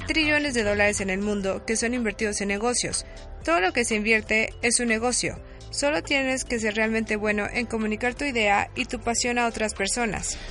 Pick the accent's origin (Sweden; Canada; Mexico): Canada; Soy de Canadá